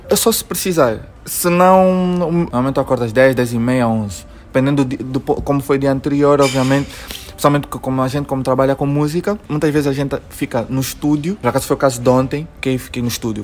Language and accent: Portuguese; Luanda, Luanda Province, Angola; Nós luandenses temos uma forma de, de nos relacionarmos